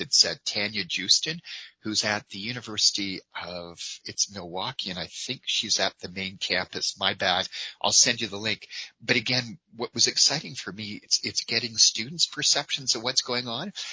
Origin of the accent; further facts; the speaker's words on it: Calgary, Alberta, Canada; my hometown of Calgary